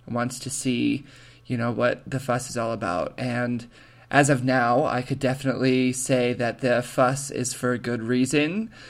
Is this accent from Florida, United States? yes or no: no; just outside of Yosemite, California, United States; moved away as an adult; I grew up in California. I grew up just outside of Yosemite, which you'll hear us talk about later on in the interview. Um, and I always grew up in super pretty forest, green, perfect kind of setting